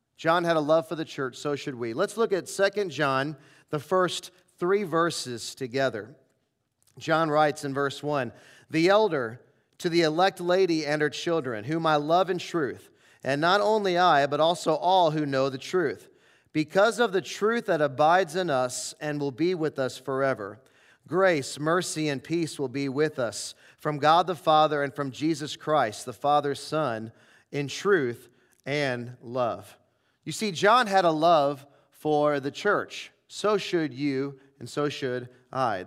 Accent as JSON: {"language": "English", "town": "St. Louis", "region": "Missouri", "country": "United States", "tie": "born or raised there", "moved": "yes", "said": "I grew up in Saint Louis"}